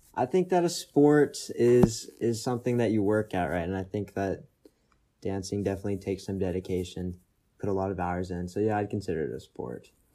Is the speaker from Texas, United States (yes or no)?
yes; Austin, Texas, United States; moved away; born and partially raised in Texas. born in Austin